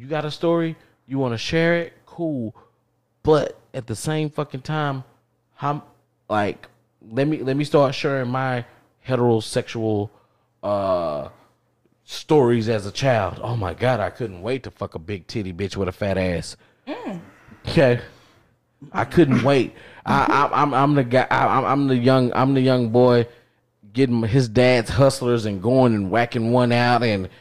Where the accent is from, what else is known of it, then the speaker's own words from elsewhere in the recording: Texas, United States; I grew up in Texas